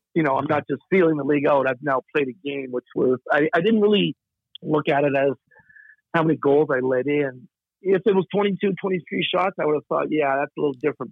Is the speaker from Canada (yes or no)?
yes; Nova Scotia, Canada; I'm from Nova Scotia